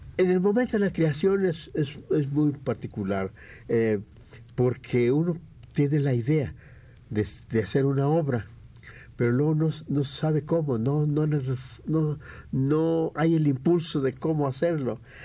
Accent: Mexico; como buenos mexicanos

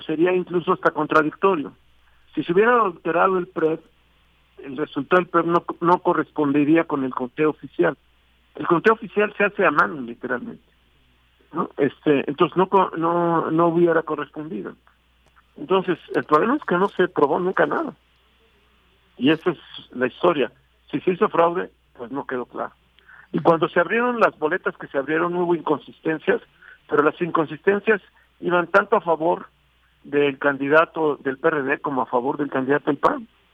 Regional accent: Mexico; como ciudadano y como mexicano

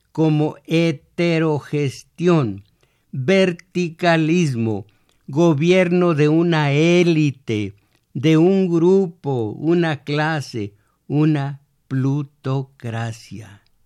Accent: Michoacán, Mexico; moved away; en mi pueblo no dicen como agua en batea, sino como agua en peribana

